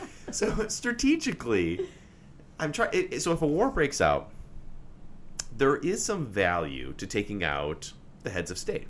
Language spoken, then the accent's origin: English; Wisconsin, United States; I'm from Wisconsin